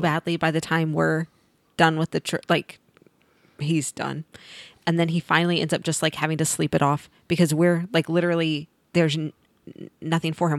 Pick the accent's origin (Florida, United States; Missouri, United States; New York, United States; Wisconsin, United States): Missouri, United States; Mark Twain National Forest; moved away; I grew up in the Mark Twain National Forest